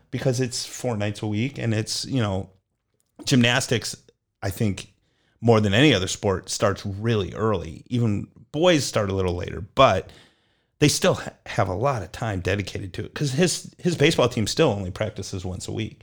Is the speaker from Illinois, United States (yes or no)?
yes; Illinois, United States; moved away as an adult; also born or lived in Minnesota / Mississippi; now in North Texas, United States; I grew up in Illinois